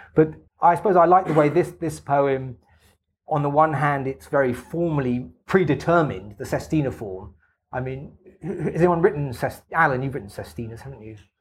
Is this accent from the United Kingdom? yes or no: yes; England, United Kingdom; as for an English person.